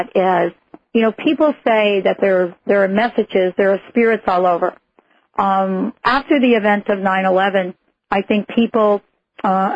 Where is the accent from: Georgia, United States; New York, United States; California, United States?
New York, United States; I'm a New Yorker myself.